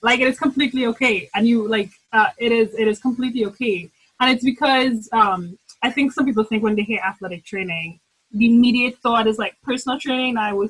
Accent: Trinidad & Tobago; now in St. Louis, United States; So and I'm originally from Trinidad and Tobago, hence the glorious accent that will come out of my mouth too often. And I live and I reside in St. Louis.

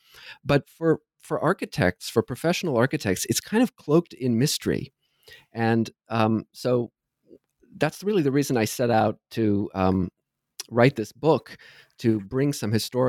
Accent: Ohio, United States; I grew up in Southern Ohio, where I sang in choirs, both at school and at church.

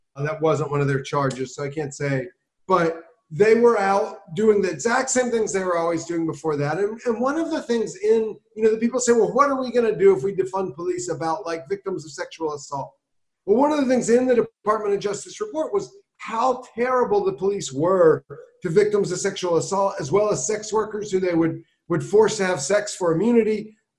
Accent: South Carolina, United States; now in Baltimore, United States; I grew up in South Carolina.

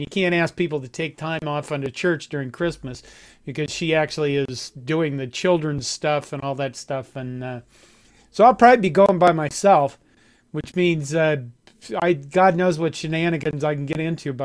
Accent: Curtis, Nebraska, United States; moved away; my hometown of Curtis, Nebraska

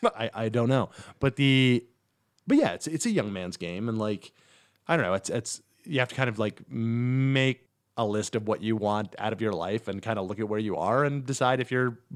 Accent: Poughkeepsie, New York, United States; now in New York, United States; From Poughkeepsie, New York.

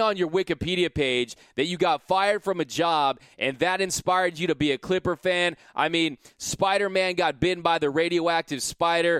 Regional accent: Los Angeles, California, United States; I'm from Los Angeles

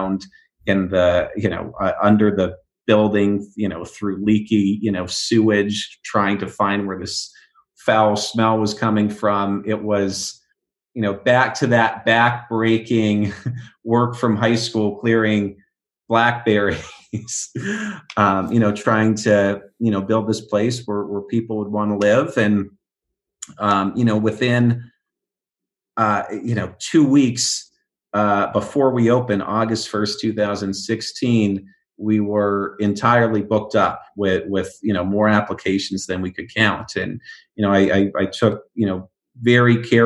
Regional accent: Oregon, United States; now in Los Angeles, United States; I grew up in Oregon, rock climbing, canyoneering

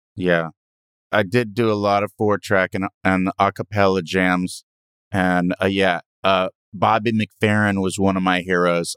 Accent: Hermosa Beach, California, United States; I grew up in Hermosa Beach.

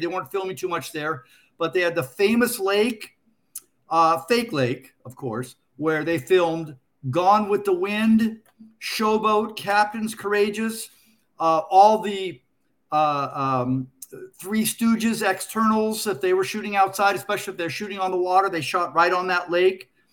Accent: Culver City, California, United States; I lived, I grew up in Culver City, California

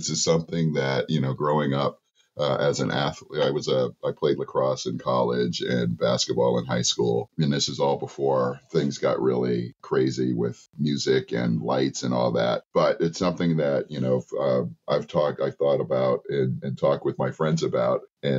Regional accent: Massachusetts, United States; So they moved up north. So I grew up in Massachusetts, went to a bunch of really great schools. Boston Latin Academy

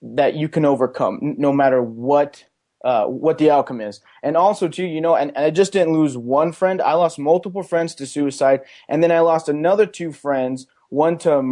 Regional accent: Pueblo, Colorado, United States; I grew up in Pueblo, Colorado. I went to Pueblo County High School

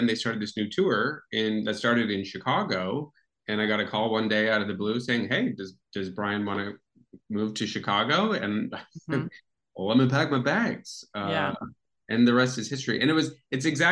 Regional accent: Toronto, Ontario, Canada; moved away as an adult; also born or lived in United States; Toronto's my hometown

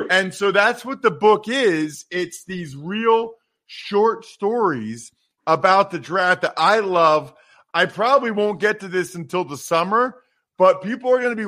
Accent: Reading, Pennsylvania, United States; now in Harrisburg, United States; I grew up in Reading. I live in Harrisburg now.

